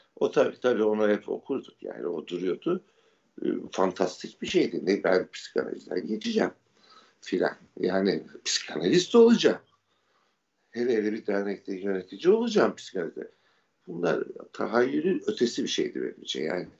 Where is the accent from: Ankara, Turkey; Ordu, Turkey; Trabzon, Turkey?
Ordu, Turkey; benim doğup büyüdüğüm ev bir tesadüf eseri e, eski bir Rum